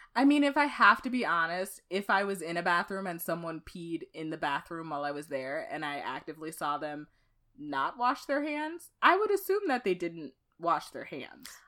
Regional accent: Dallas, Texas, United States; born or raised there; moved away as an adult; now in Minnesota, United States

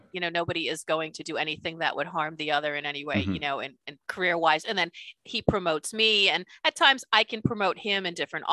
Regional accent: Boston, Massachusetts, United States; now in Dallas, United States; because I grew up in Boston

